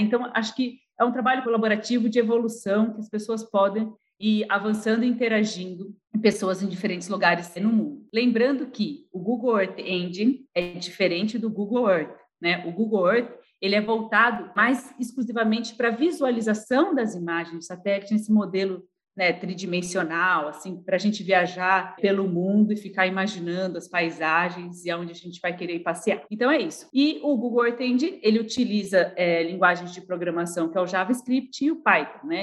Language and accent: Portuguese; São Carlos, São Paulo, Brazil; lá de São Carlos, São Paulo, minha cidade natal